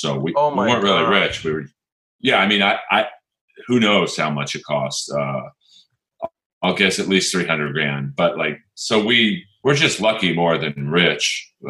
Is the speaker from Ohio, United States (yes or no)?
no; Los Angeles, California, United States; Yeah. I grew up in Bel Air.